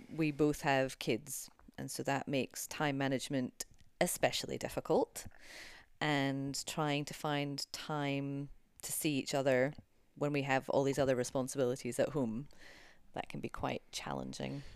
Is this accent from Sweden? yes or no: no; United Kingdom; We're both British